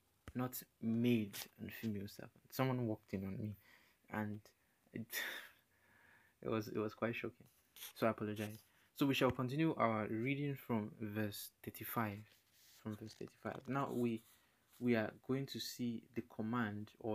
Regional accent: Nigeria; I'm African, I'm Nigerian

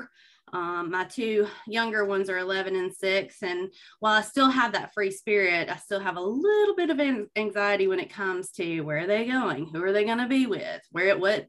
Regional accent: Gadsden, Alabama, United States; now in Huntsville, United States; I grew up in Gadsden, in the Southside area

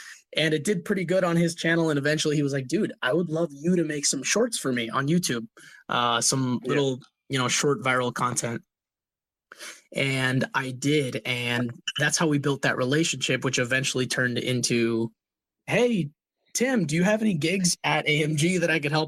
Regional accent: Puerto Rico; moved away; also born or lived in Minnesota / Florida; born and raised in Puerto Rico, moved from Puerto Rico to go live in Minnesota, cold, cold Minnesota, learned how to be a gringo over there with my family

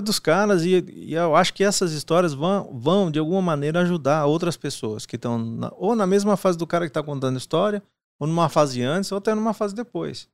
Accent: Paraná, Brazil; nasci no Paraná

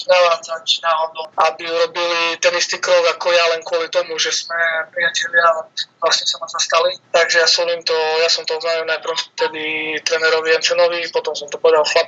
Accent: Slovakia; now in France; potom som išiel domov áno, na Slovensko

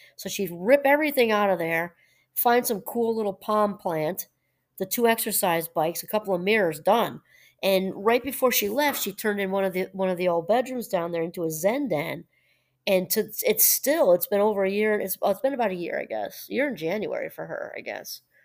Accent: New Paltz, New York, United States; moved away; I'm originally from New York, and that's, and New Paltz, about an hour out of Manhattan

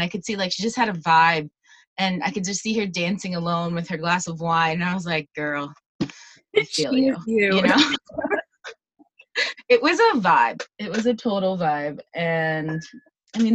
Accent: Raleigh, North Carolina, United States; moved away as an adult; also born or lived in Barcelona, Spain; now in Buenos Aires, Argentina; I'm originally from North Carolina, from Raleigh.

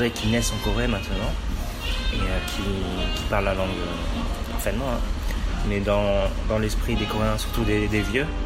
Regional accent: France; born there; Je suis d'origine chinoise, mes parents sont nés au Cambodge et je suis né en France.

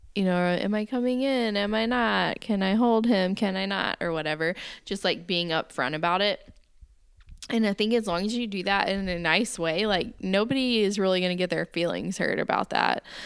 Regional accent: the South, United States; growing up in the South

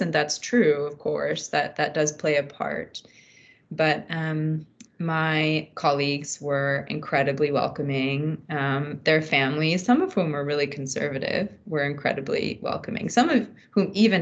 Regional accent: United States; moved away as an adult; also born or lived in Afghanistan / Pakistan; my positionality as an American

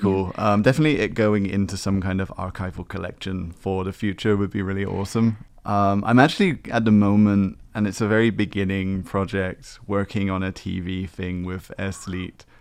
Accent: Exmouth, South West England, United Kingdom; now in Taiwan; my own hometown. Exmouth

